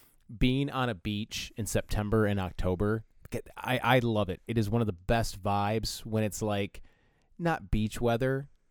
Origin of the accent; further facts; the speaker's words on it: Texas, United States; I'm from a small town in Texas of 5,000 people. I went to a high school that had a stadium that held 50,000 people.